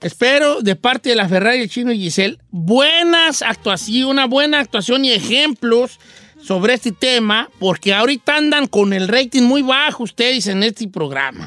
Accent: Mexico; also born or lived in the north (United States); now in United States; en México, en mi rancho

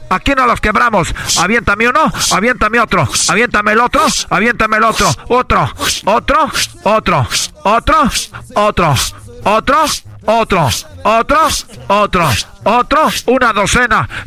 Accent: Mexico; como buenos mexicanos, {S5} necesitamos. pero, pero {S7} como buen mexicano mexicano, tenemos aquí

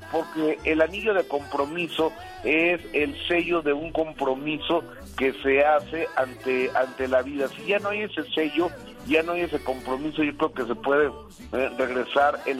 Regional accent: Mexico; así somos los mexicanos

